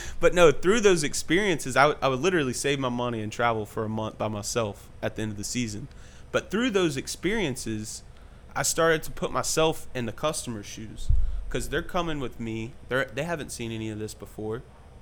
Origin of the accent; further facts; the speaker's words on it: Mississippi coast, United States; I grew up in Mississippi on the coast there.